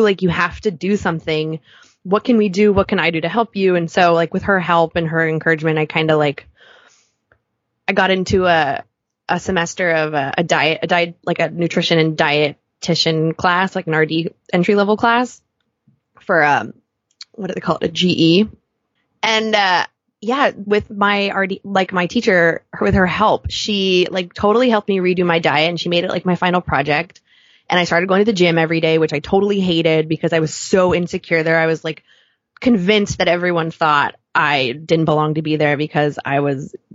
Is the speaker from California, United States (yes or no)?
yes; Southern California, United States; now in New York, United States; I grew up in Southern California, like we grew up in bathing suits